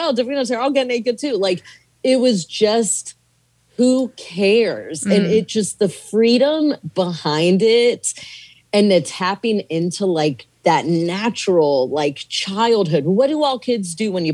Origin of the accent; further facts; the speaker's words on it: Virginia, United States; moved away as an adult; also born or lived in Kenya / Arizona / Malawi; I grew up in like Virginia. My parents moved to Virginia, and I grew up on the East Coast